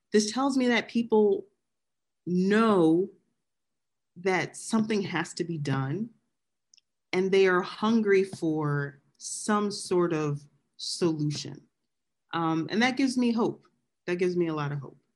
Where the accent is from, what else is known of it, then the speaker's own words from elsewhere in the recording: Philadelphia, Pennsylvania, United States; moved away; So I was born and raised in Southwest Philly.